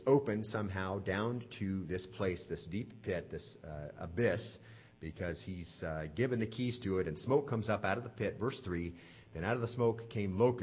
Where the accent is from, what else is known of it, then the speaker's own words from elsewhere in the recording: Southwest, United States; now in Lynchburg, United States; I grew up out in the Southwest